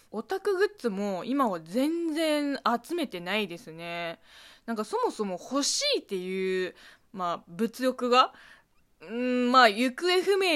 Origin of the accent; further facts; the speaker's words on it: China; Japanese is a second language; この番組は中国生まれ中国育ちの … があなたの質問に答えていく